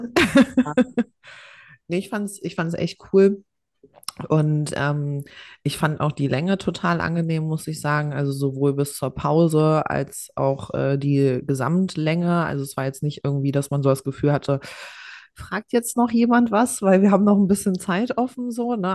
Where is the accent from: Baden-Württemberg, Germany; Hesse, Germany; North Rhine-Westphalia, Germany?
Hesse, Germany; Ich war einfach der äh, erste Jahrgang, also zumindest bei uns in Hessen, wo es äh, hier G8 gab